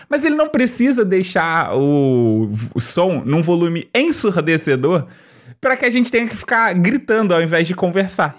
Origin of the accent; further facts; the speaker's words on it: Rio de Janeiro, Brazil; eu sou do Rio, né? E o Rio de Janeiro não tem uma cultura muito forte de rap